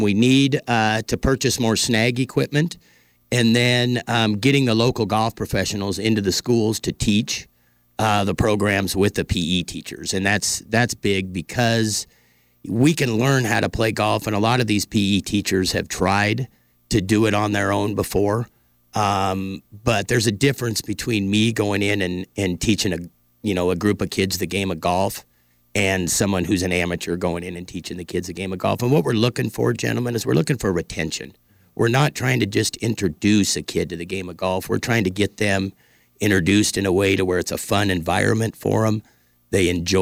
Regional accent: Polson, Montana, United States; I grew up in Polson also

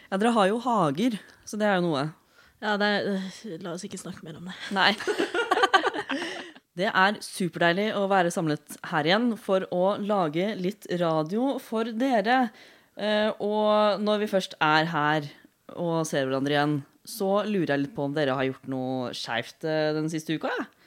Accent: Oslo, Norway; Jeg er 27 år gammel, ikke-binær og panseksuell. Jeg kommer fra Oslo.

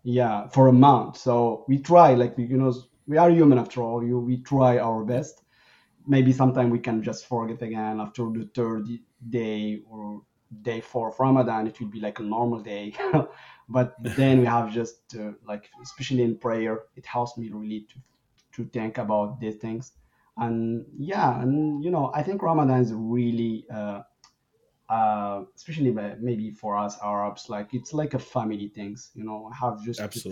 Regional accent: Morocco; now in Canada; I I grew up like in Morocco uh, before moving to Canada

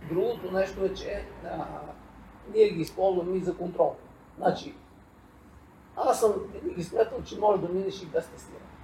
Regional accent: Bulgaria; сме си българи

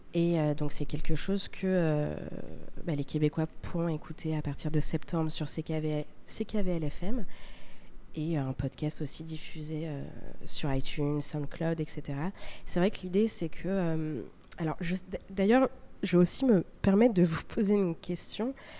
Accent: France; also born or lived in Paris; on vient de France

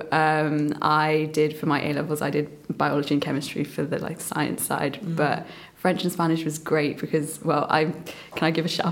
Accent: England, United Kingdom; also born or lived in Myanmar; Yeah, so I guess starting from the beginning as well, I was born in Burma, and I grew up with my grandparents for the first few years there. My parents started their life here in England, and I moved over when I was quite young. I was like 3.

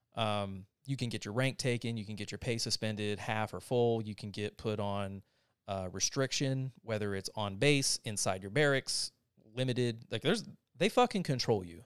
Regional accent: North Carolina, United States; now in Austin, United States; I'm from North Carolina

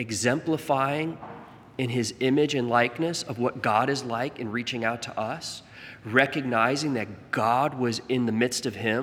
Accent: Staten Island, New York, United States; born there; I was born in Staten Island. You gotta have bridges.

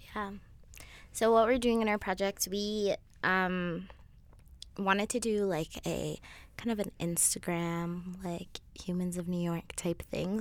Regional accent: Kenya; now in Alberta, Canada; I'm not from here. I'm from Kenya

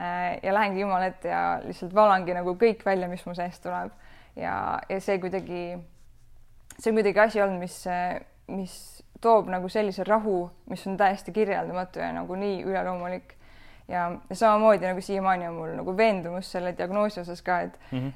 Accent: Rakvere, Lääne-Viru County, Estonia; olen pärit või noh, üles kasvanud Karmeli koguduses Rakveres, Lääne-Virumaal

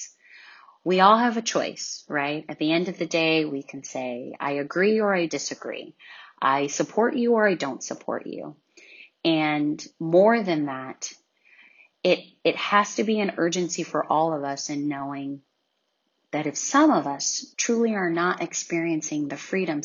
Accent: California, United States; as a young African-American child growing up in California in the U.S.

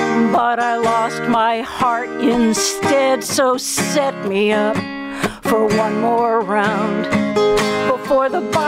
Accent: Montana, United States; born there; And I was born in Montana.

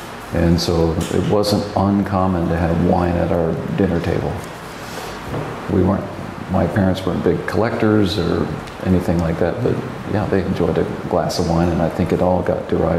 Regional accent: Texas, United States; accent: Texas; my Texas accent was pretty strong then, and so they let me in.

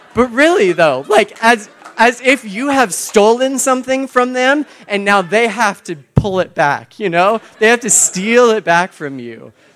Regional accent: Texas, United States; now in Boston, United States; I'm from Texas originally

